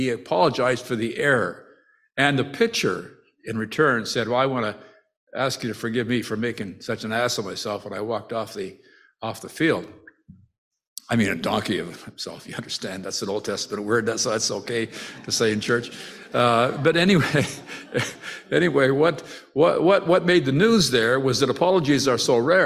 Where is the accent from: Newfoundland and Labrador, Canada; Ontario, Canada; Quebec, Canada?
Ontario, Canada; Timmins; I come from Timmins. I was born in Timmins